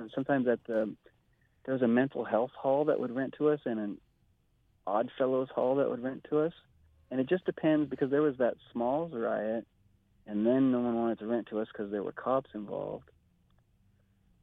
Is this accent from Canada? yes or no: yes; Saskatchewan, Canada; moved away; also born or lived in Kamloops; I'm from Saskatchewan